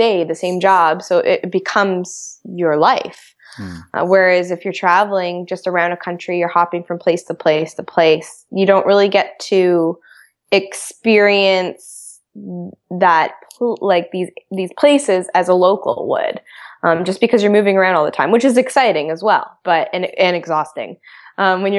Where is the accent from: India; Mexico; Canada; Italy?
Canada; growing up in Canada